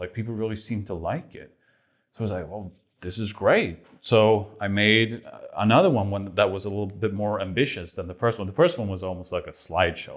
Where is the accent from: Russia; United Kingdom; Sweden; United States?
Sweden; moved away; I'm from Sweden, and it's like the other side of the world